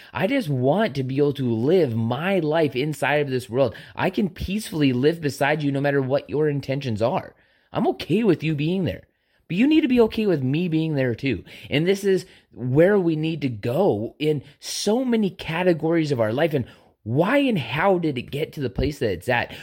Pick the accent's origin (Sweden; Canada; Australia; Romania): Canada; a Canadian citizen